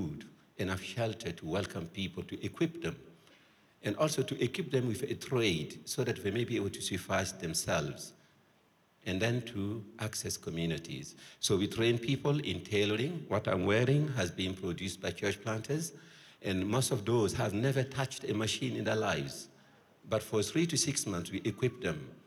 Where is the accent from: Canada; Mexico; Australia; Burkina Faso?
Burkina Faso; I'm from Burkina Faso.